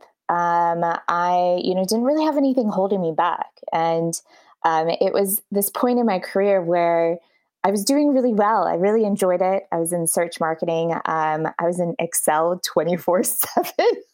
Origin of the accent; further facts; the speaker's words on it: Dallas, Texas, United States; moved away as an adult; now in Versailles, France; I'm originally from Dallas, Texas, and I live in Versailles right now